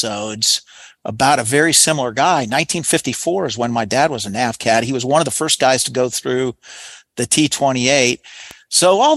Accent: Lafayette, Indiana, United States; where I was born in Lafayette, Indiana

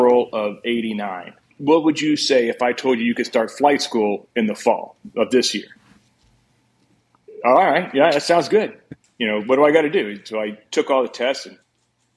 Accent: Texas, United States; I grew up in Texas

